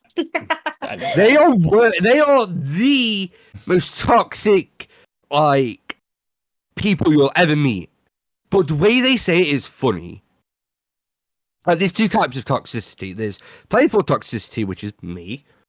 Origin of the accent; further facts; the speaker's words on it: United Kingdom; I'm British